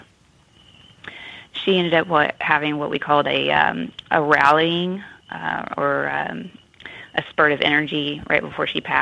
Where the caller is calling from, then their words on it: Cumming, Georgia, United States; I'm calling from Cumming, Georgia